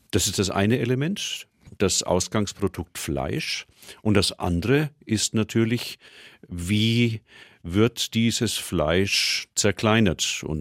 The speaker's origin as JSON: {"language": "German", "town": "Nuremberg", "region": "Bavaria", "country": "Germany", "said": "Wir kennen bei uns in Nürnberg und in Franken den Majoran beispielsweise als dominierendes Würzmittel."}